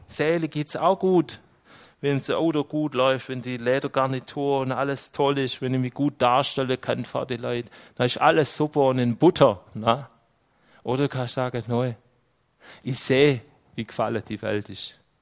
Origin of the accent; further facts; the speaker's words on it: Switzerland; als Schweizer